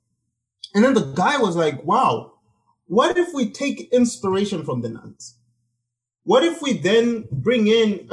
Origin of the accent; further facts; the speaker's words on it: Zimbabwe; moved away; I grew up in Zimbabwe